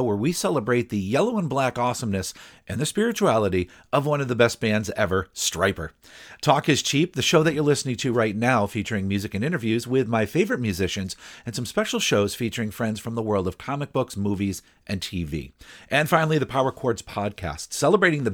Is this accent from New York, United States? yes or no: no; Broad Brook, Connecticut, United States; Broadbrook, Connecticut, don't worry about it too much. Not only is it my hometown